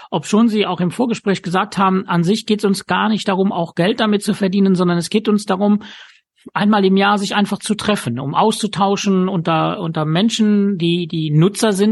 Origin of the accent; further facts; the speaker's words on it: Luxembourg; ich weiß, dass aus meinem Heimatland Luxemburg äh, Personen anreisen.